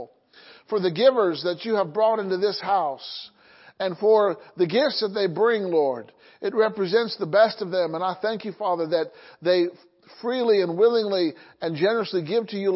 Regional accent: Illinois, United States; my hometown in Illinois

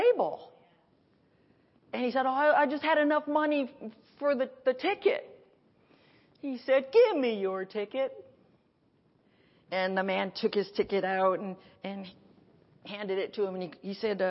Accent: Milford, Connecticut, United States; I grew up in Milford. That was like 50 minutes from New York

